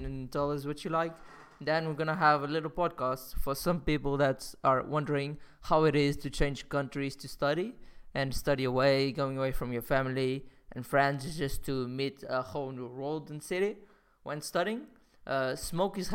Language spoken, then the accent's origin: English; Portugal; moved away as an adult; also born or lived in London; I'm back from Portugal. That's my home country